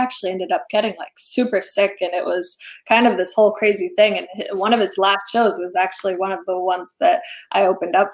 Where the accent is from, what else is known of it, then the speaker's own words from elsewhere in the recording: Rhode Island, United States; coming from a smaller town, I'm from Rhode Island